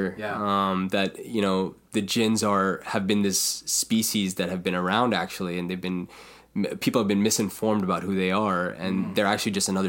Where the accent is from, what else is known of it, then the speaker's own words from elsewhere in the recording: India; You know, being Indian, there's always some... folk mythology.